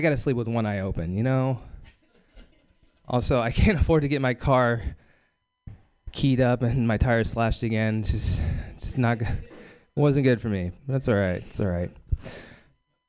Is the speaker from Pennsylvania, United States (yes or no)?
no; Bakersfield, California, United States; I'm from Bakersfield, California